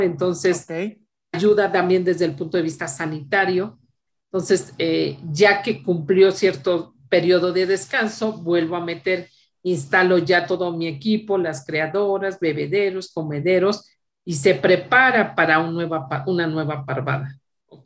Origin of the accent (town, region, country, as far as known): Mexico